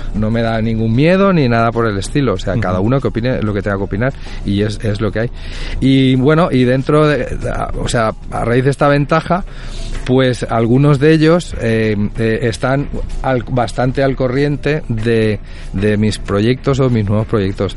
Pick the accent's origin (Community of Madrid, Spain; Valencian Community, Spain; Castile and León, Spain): Valencian Community, Spain; Puçol; yo soy de Puzol